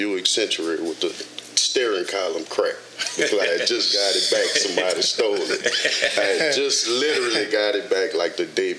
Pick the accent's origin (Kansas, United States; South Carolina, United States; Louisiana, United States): Louisiana, United States; New Orleans; moved away as an adult; now in Dallas, United States; I'm born and raised in New Orleans. Katrina hit in 05, and that's what brought me to Dallas.